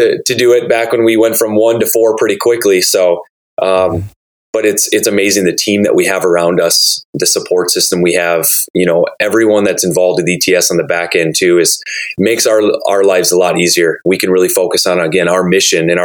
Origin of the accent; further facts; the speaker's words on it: Door County, Wisconsin, United States; also born or lived in Whitewater, Wisconsin; I am from the area. I grew up in Door County. Actually was raised on a dairy farm there